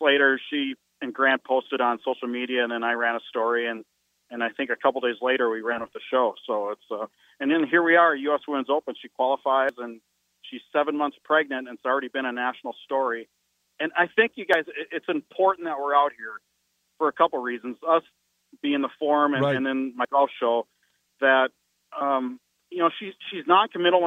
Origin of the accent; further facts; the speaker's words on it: North Dakota, United States; I'm from North Dakota